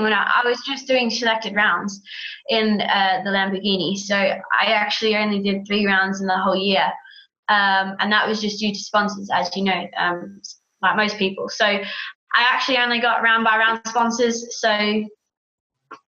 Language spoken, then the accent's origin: English; Australia; I'm Aussie